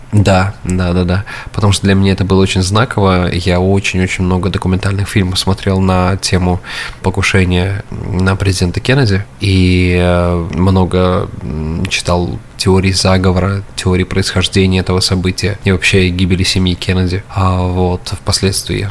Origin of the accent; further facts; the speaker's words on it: Samara, Samara Oblast, Russia; now in United States; нашей там, Самаре